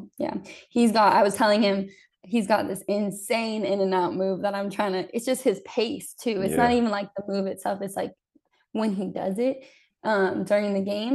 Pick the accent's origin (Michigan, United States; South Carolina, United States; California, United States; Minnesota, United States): California, United States; the Bay Area; we're both from the Bay